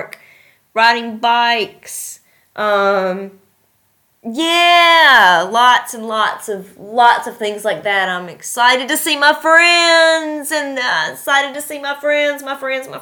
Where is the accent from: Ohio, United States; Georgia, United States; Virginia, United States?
Virginia, United States; near Christiansburg; moved away as an adult; now in Uzbekistan; my hometown